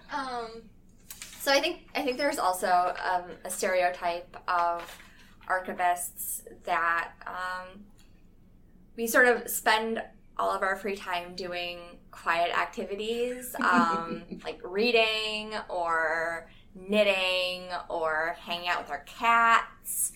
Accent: Midwest, United States; moved away; I'm from the Midwest, and it's it's also pretty flat

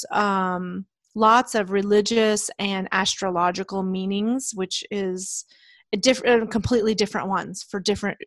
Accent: Leadville, Colorado, United States; I grew up in Leadville in the mountains of Colorado

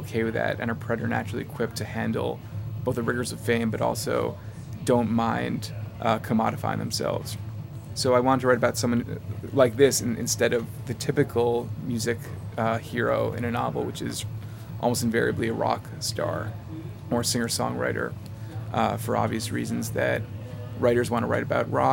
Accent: New York, United States; I am from New York. I'm in L.A. right now at Skylight Books

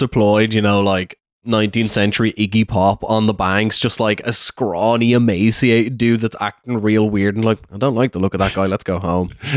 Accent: Ireland

